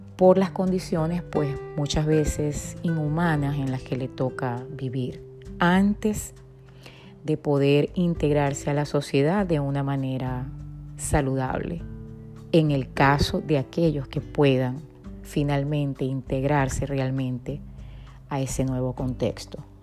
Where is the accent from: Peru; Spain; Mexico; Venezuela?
Venezuela; born or raised there; moved away